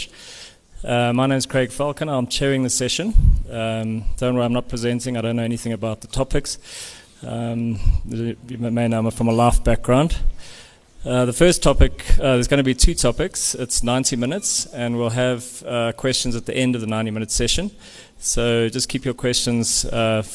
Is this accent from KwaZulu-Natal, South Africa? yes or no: yes; Durban, KwaZulu-Natal, South Africa; I'm also from Durban